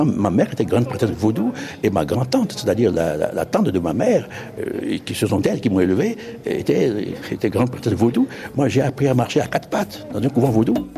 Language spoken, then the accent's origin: French; Ouidah, Atlantique, Benin; moved away as an adult; also born or lived in Normandy, France; dans mon pays, dans ma ville natale, Glehoué, c'est-à-dire Ouida